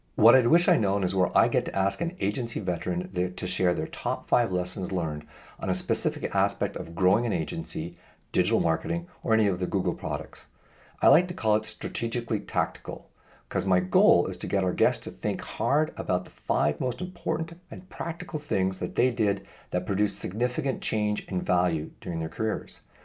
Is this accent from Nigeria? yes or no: no; Canada; As a Canadian